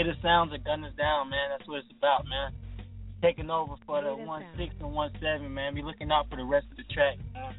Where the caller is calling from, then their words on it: Augusta, Georgia, United States; I'm calling from Augusta, Georgia, babe.